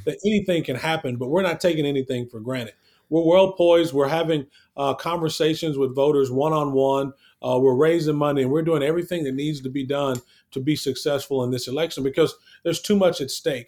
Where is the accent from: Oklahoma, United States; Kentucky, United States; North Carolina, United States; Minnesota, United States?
Oklahoma, United States; Lawton; I grew up in Western Oklahoma. I'm from Lawton.